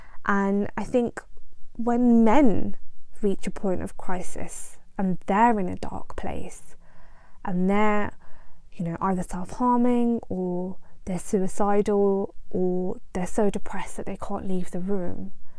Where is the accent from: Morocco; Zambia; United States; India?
India; Punjab; now in United Kingdom; I am Indian, I am Punjabi, and my parents came to the UK from India.